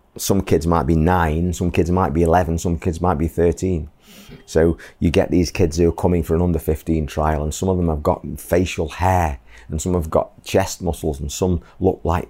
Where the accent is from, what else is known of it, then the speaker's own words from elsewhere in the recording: England, United Kingdom; moved away as an adult; now in Bangladesh; my hometown in the UK